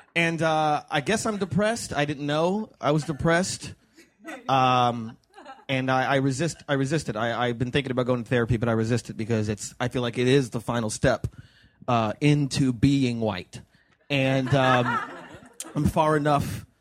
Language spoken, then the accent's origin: English; United States; I was born in the United States of America